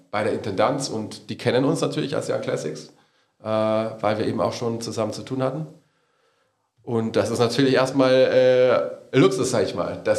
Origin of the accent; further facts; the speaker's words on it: Salzburg, Austria; born there; Ich bin nicht nur aus Salzburg gebürtig, sondern ich habe da einfach die Musik meiner Eltern so ein bisschen aufgegriffen, weil ich der Älteste zu Hause war.